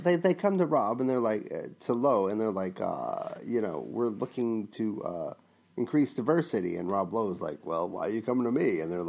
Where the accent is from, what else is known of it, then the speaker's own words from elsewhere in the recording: the South, United States; I am from the South.